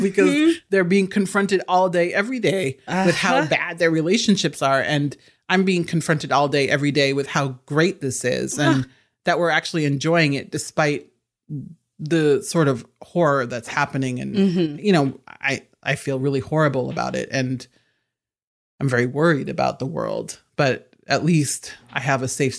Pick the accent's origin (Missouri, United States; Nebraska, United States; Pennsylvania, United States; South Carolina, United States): Nebraska, United States; and I'm from Nebraska, so I'm not denigrating these places. Mm-hmm. I'm from the Midwest.